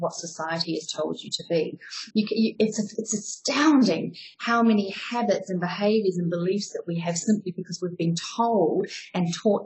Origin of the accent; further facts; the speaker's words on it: New Zealand; moved away as an adult; also born or lived in Southeast Asia / Australia / Europe; So the funny accent is because I'm a New Zealander. I left New Zealand about 17 years ago, though, and I've been living around Southeast Asia, Australia